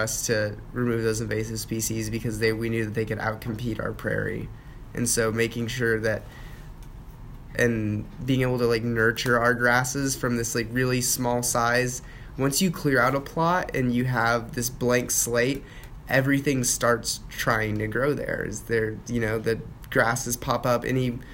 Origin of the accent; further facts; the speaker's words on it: Texas, United States; being a Texan is in my own identity